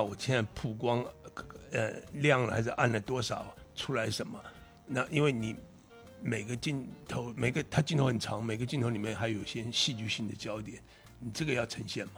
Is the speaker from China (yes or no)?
no; Taiwan; 我小时候也在那边住过， 嗯 就那个那个城市住过。 嗯 那其实台湾很多那个年代都基本很像。